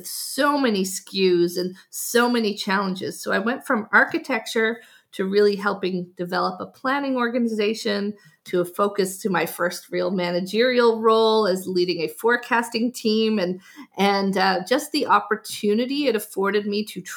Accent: Newfoundland and Labrador, Canada; I'm from Newfoundland, so the east coast of Canada

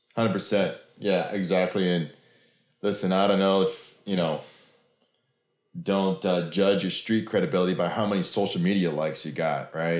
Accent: Oregon, United States; now in Oklahoma, United States; I grew up in Oregon

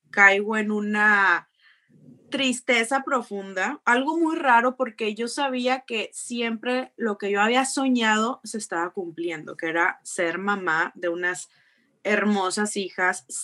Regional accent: Jicotencal, Tamaulipas, Mexico; Eh, ya soy de Jicotenca, Tamaulipas, de un pueblito muy chiquito que está allá en, el sur de Tamaulipas.

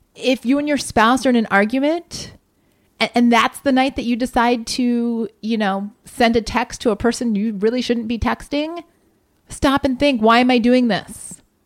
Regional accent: Columbus, Ohio, United States; moved away; my hometown

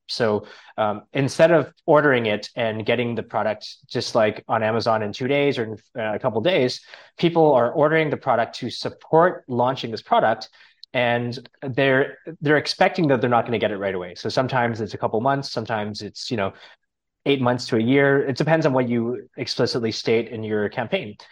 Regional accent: Canada; now in Thailand; I'm from Canada originally

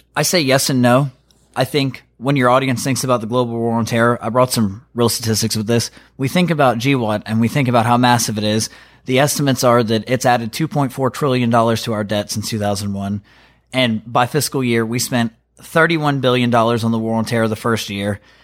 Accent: North Carolina, United States; I was born and raised in North Carolina.

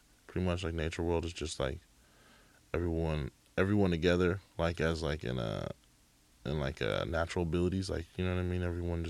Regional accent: Bay Area, California, United States; I grew up in the Bay Area.

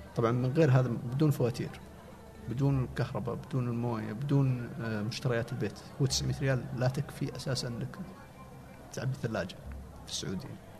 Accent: Al-Namas, Asir, Saudi Arabia; moved away as an adult; also born or lived in Abha / Riyadh; ما جينا من ابها جينا من قريه تابعه للنماص مدينه النماص

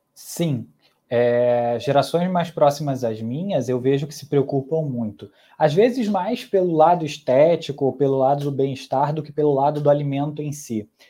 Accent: Brazil; also born or lived in Mexico; eu cresci aqui no Brasil

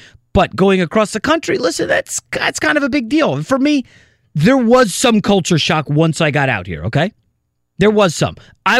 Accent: New York, United States; born there; now in Los Angeles, United States; I had worked in New York. I was born in New York.

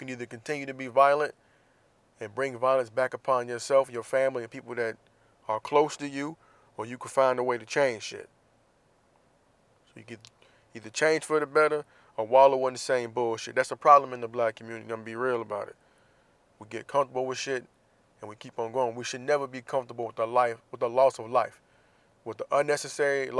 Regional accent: Jacksonville, Florida, United States; my hometown of Jacksonville, Florida

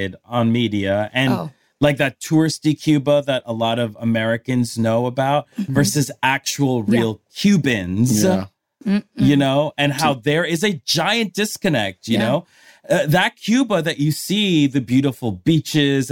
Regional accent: Palmira, Valle del Cauca, Colombia; moved away; I'm from Palmira, that where I grew up, it was like, there was no paved roads.

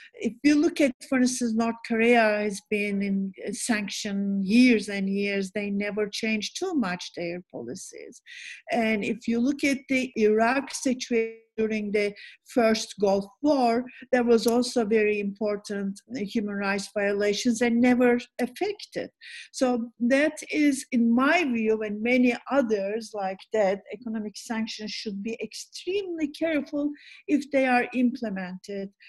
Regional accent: Istanbul, Turkey; also born or lived in Bodrum; I'm from Istanbul, but this is our summer place

